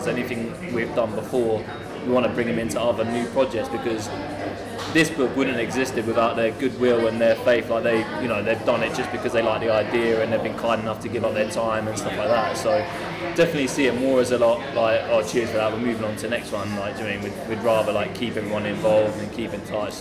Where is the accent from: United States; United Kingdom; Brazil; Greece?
United Kingdom; Ipswich, East of England; we grew up just outside of Ipswich in a, in a village basically, but I came from Ipswich when I was about three or four years old, moved outside